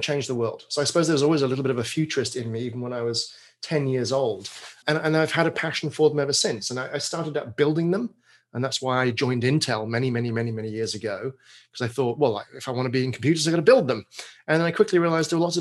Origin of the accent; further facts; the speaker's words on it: England, United Kingdom; accent: British; moved away as an adult; now in Portland, United States; I grew up in England, spent my first 30 or so years.